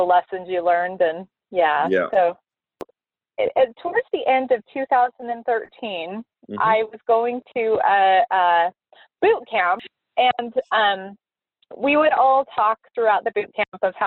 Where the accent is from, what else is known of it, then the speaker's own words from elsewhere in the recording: Moab, Utah, United States; I grew up in Moab, Utah